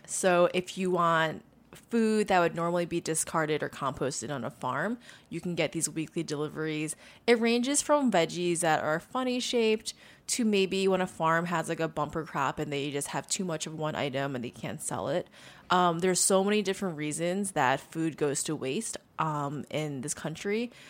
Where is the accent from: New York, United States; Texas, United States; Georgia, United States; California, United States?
New York, United States; Long Island; You know, it's funny. I've actually never been to a farm on Long Island.